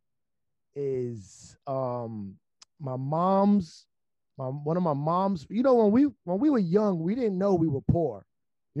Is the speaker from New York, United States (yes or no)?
yes; New York City, New York, United States; I'm from the Bronx. I'm from the Bronx, New York City.